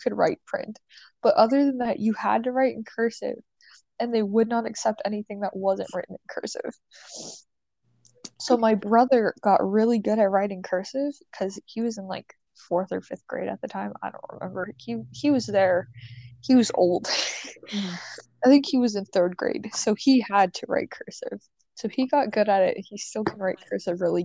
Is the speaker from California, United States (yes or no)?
no; New Orleans, Louisiana, United States; I'm from New Orleans